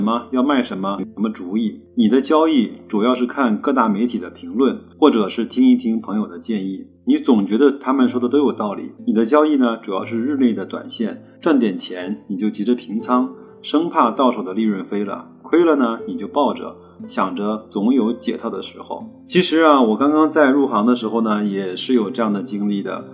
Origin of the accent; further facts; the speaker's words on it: China; 我们中国人呢比较喜欢对号入座